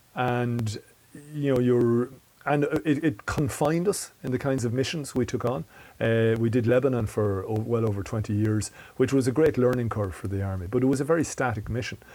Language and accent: English; Mullingar, Westmeath, Ireland; also born or lived in Galway; I moved then to Mullingar, back to, which was my hometown